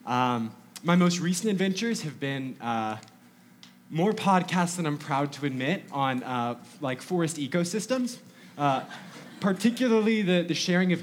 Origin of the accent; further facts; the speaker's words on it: North Georgia, United States; I grew up in North Georgia